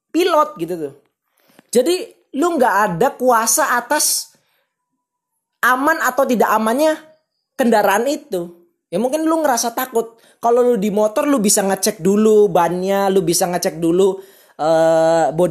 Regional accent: Cirebon, West Java, Indonesia; gua orang Cirebon

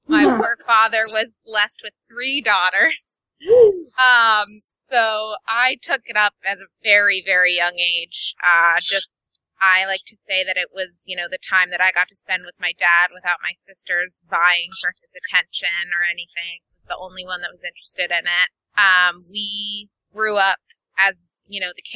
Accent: Connecticut, United States; also born or lived in Adirondacks, New York; now in Manhattan, United States; I grew up in Connecticut and spent every summer in the Adirondacks

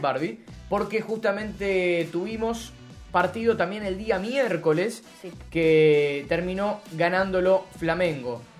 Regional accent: Argentina; nosotros que somos argentinos

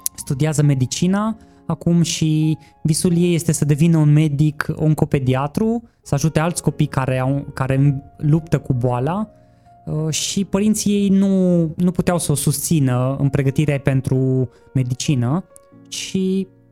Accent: Cluj-Napoca, Cluj County, Romania; m-am născut la Cluj, am 36

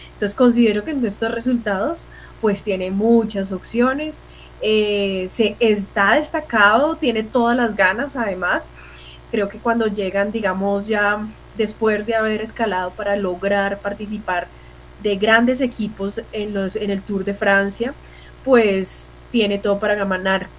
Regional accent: Colombia; como colombiana

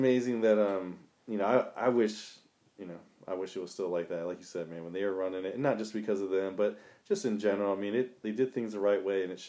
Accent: Piney Neck, Delaware, United States; I said I grew up around Piney Neck, and it's when you would see, like, on a state race, you would have like Richard Jarvis

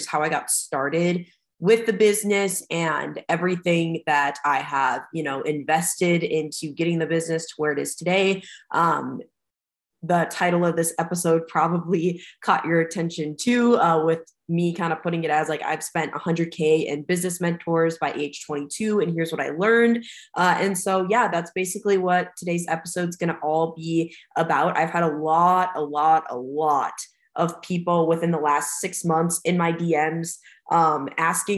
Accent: United States; I stayed local in my hometown. I was from like the Fargo-Moorhead area

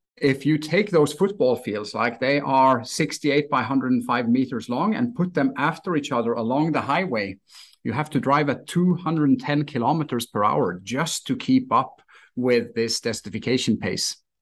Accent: Stavanger, Rogaland, Norway; moved away as an adult; also born or lived in Miami, United States; my hometown in Stavanger, Norway

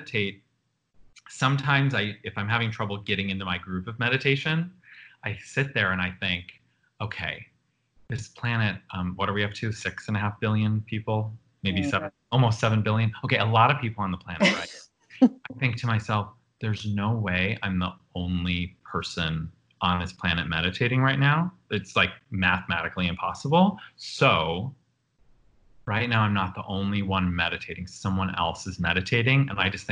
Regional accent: Buffalo, New York, United States; as a little queer kid growing up in Buffalo

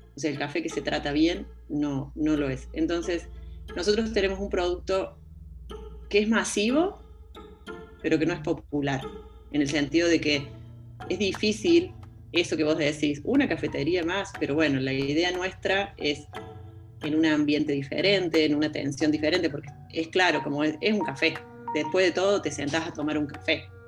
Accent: interior of Córdoba, Argentina; now in Córdoba, Argentina; Yo soy, de, soy del interior de Córdoba, pero hace bastante me vine a estudiar a Córdoba y bueno, acá me quedé

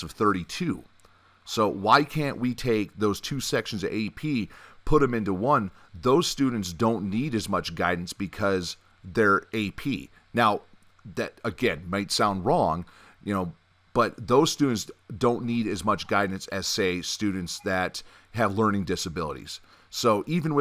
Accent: Michigan, United States; growing up where I grew up in Michigan

